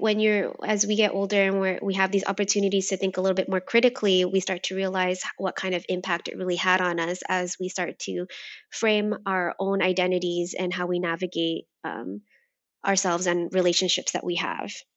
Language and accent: English; United States; I am Vietnamese American, um, but I, I was raised here in America